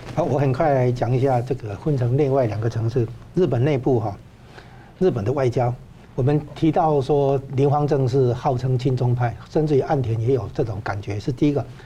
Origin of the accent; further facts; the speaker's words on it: Taiwan; 现在我们台湾这边要把它稍微，呃，扭转一下